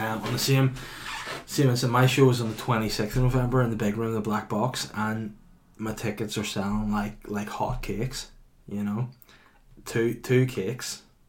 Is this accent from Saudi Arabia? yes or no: yes; Saudi Arabia; I'm from Saudi Arabia.